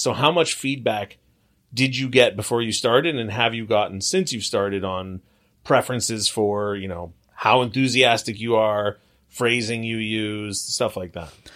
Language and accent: English; Long Beach, California, United States; grew up in Long Beach